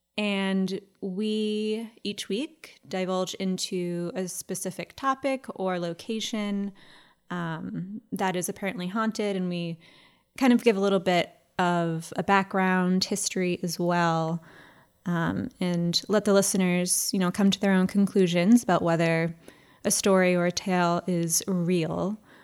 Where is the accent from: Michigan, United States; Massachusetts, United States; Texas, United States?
Massachusetts, United States; town next to Ipswich; my hometown. Lots of farmland.